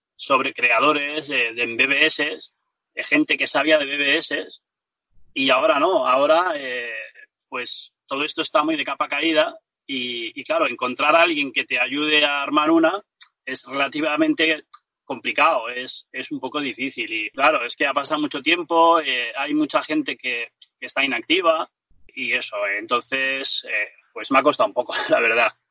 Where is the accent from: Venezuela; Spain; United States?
Spain; Ibiza, Balearic Islands; Aquí en Ibiza, que es de donde yo soy